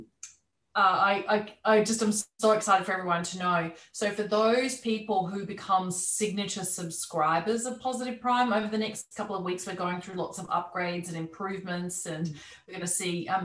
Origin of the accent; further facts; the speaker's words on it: Australia; moved away as an adult; also born or lived in London; even though I'm Australian, I'd been living there for many years